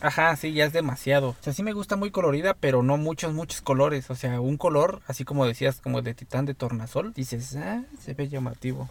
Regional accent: Mexico; los mexicanos somos

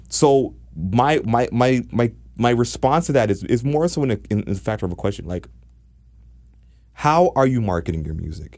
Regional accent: Jamaica; now in Toronto, Canada; I'm Jamaican

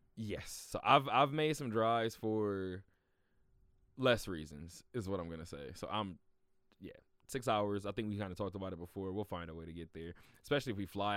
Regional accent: California, United States; now in Las Vegas, United States; I'm from California

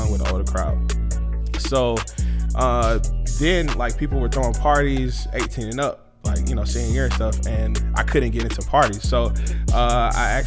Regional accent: Decatur, Georgia, United States; also born or lived in Atlanta, Georgia; I was actually born at Crawford Long Hospital, Atlanta, Georgia, till 96. We moved from Atlanta to Decatur

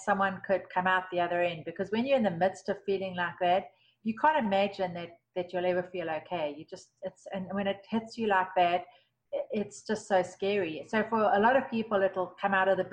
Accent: South Africa; moved away; I grew up in South Africa

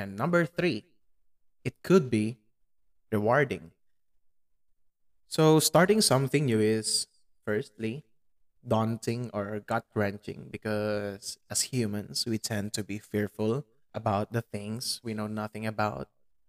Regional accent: Pampanga, Central Luzon, Philippines; English is a second language; In my hometown, which is Pampanga, our main language is Kapampangan

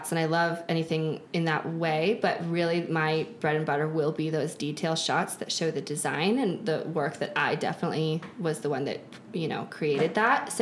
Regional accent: Telluride, Grand Junction, Western Colorado, United States; I grew up in Western Colorado. So I grew up Telluride, Grand Junction

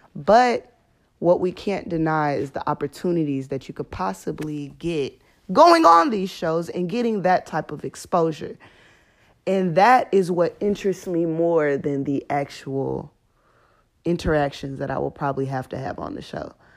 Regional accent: Houston, Texas, United States; moved away as an adult; now in Baton Rouge, United States; I'm from Houston, Texas

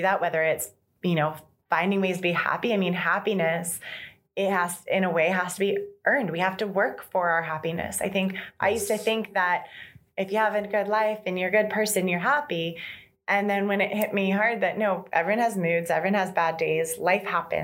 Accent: San Francisco, California, United States; moved away as an adult; also born or lived in Vancouver, Canada; now in Canada; I'm originally from San Francisco

